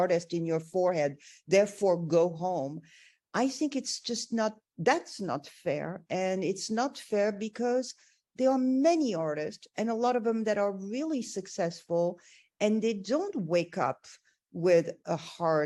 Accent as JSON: {"language": "English", "country": "Armenia", "tie": "born or raised there", "said": "I was born in Armenia"}